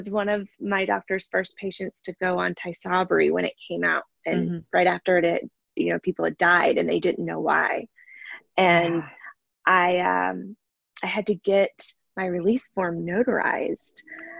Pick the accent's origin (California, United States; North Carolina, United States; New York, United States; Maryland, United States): North Carolina, United States; I'm originally from North Carolina, but have lived all over the country as my schooling and work and disease process has, you know, changed the course of my life a bunch of times.